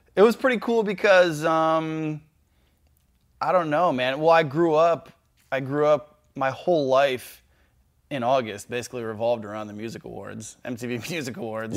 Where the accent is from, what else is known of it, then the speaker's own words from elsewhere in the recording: Cleveland, Ohio, United States; I was born in Cleveland